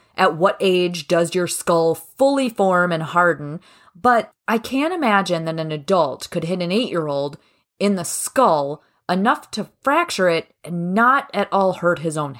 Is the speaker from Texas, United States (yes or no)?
no; Minnesota, United States; Yeah, we're from Minnesota. We're tough girls.